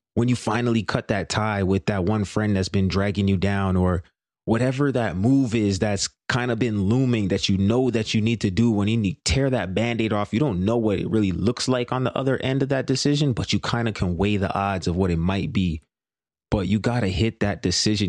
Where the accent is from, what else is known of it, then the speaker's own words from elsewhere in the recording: Brampton, Ontario, Canada; I grew up in, in my hometown, Brampton